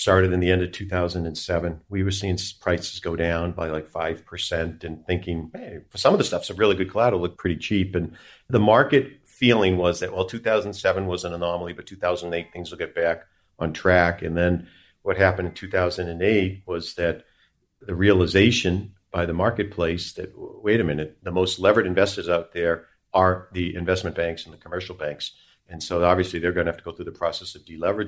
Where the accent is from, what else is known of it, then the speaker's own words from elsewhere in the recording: United States; as an American citizen